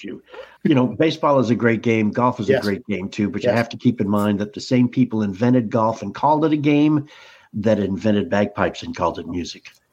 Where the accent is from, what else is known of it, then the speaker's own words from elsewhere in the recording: Boston, Massachusetts, United States; growing up in Boston